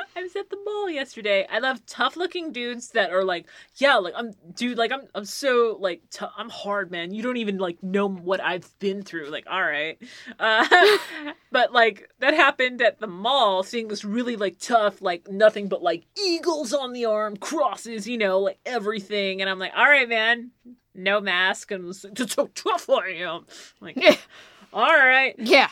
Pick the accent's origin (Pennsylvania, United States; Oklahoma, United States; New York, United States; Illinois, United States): Pennsylvania, United States; Philadelphia; I'm from I'm from Pennsylvania too